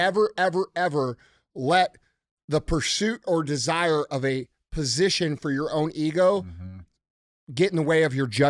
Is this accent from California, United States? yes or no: no; Missouri, United States; I'm from Missouri.